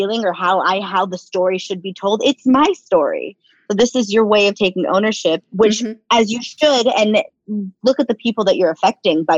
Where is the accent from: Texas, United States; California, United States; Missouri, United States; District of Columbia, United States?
California, United States; Los Angeles; I'm born and raised in East LA Boyle Heights, so it's very close to my heart, to my home